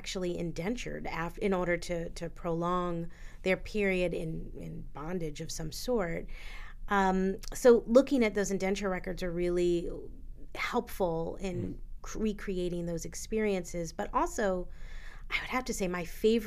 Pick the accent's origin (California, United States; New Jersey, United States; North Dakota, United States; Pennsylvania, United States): Pennsylvania, United States; Philadelphia; I'm a Philadelphian